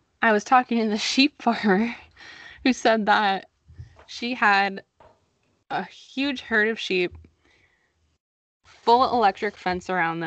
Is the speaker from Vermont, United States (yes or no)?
yes; Vermont, United States; We come from Vermont